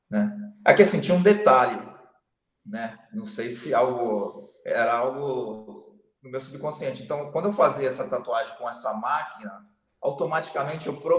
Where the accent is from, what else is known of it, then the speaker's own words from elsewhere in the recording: Santos, São Paulo, Brazil; Sou de Santos. Santos.